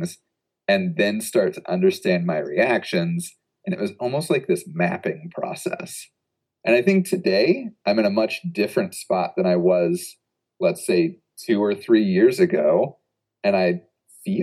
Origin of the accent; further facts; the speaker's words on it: Midwest, United States; moved away as an adult; also born or lived in Oregon; I'm from the Midwest